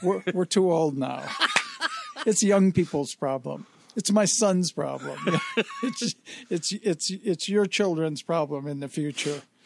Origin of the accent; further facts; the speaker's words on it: Detroit, Michigan, United States; moved away; my hometown